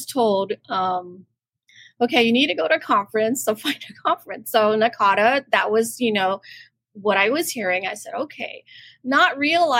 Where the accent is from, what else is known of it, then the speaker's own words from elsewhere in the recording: Guam; I'm from Guam, you know, and I work at the University of Guam